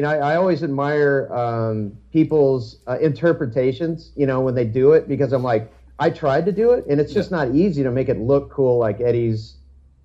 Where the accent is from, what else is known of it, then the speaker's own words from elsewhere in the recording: Texas, United States; I'm a Texan